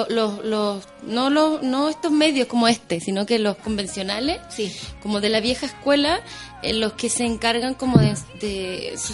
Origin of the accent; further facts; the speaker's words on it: Viña del Mar, Valparaíso, Chile; Además, yo soy de Viña, nací en Viña.